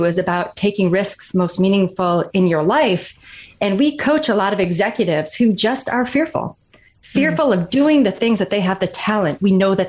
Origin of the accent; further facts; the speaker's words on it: Kalkaska, Michigan, United States; I grew up in Northern Michigan, a really small town called Kalkaska.